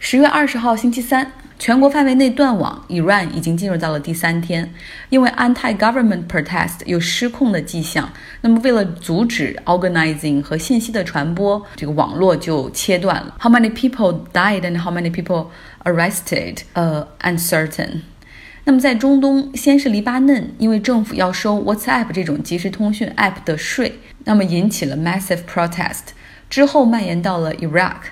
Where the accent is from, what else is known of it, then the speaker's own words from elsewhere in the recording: Harbin, Heilongjiang, China; now in Sweden; 就讲一讲我的家乡。上一次在国内出差的时候，在一趟回哈尔滨的飞机上，